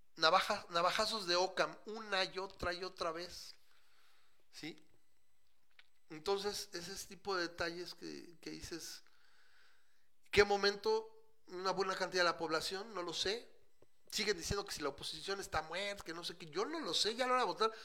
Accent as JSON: {"language": "Spanish", "country": "Mexico"}